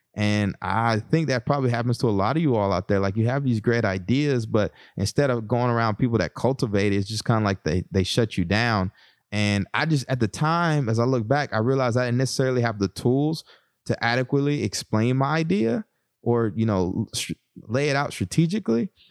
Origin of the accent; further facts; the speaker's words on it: Texas, United States; moved away; my background growing up in Texas